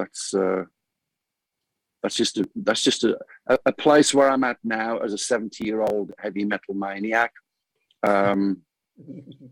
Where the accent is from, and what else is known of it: United Kingdom; born or raised there; moved away as an adult; now in Phoenix, United States